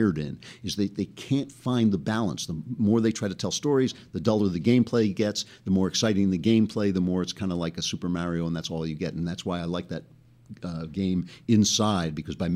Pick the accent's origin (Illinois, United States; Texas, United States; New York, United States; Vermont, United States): New York, United States; Great Neck; my hometown of Great Neck